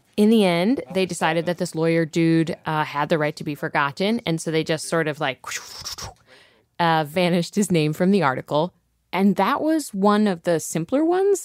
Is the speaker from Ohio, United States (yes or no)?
yes; Ohio, United States; moved away; I'm from Ohio